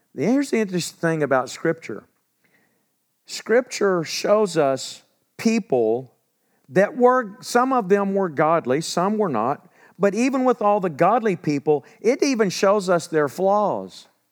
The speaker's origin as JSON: {"language": "English", "area": "where Eastfield College is", "region": "Texas", "country": "United States", "tie": "born or raised there", "said": "I grew up where Eastfield College is. I'm not far from home"}